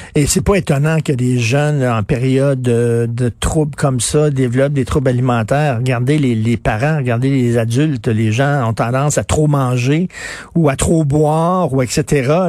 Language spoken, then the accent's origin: French; Montreal, Quebec, Canada; je viens de Verdun